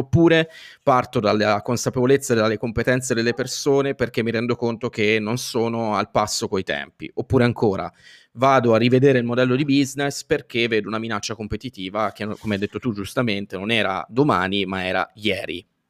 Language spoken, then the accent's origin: Italian; Italy; noi italiani